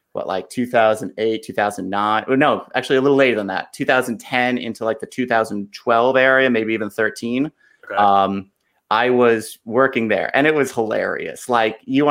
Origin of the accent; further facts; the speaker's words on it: Valley Stream, New York, United States; moved away as an adult; also born or lived in Maryland / Washington, D.C.; I grew up in Long Island. I grew up in Valley Stream.